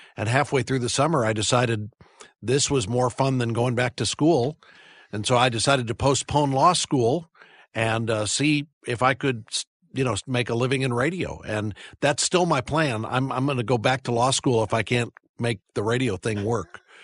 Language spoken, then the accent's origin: English; St. Louis, Missouri, United States; I grew up in the Midwest. I, uh, grew up in suburban Saint Louis